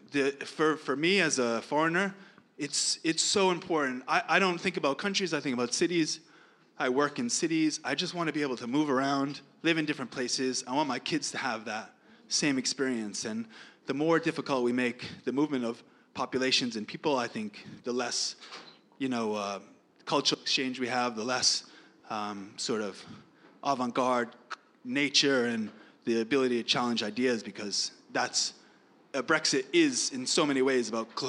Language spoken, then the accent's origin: English; United States; moved away as an adult; now in United Kingdom; I'm American.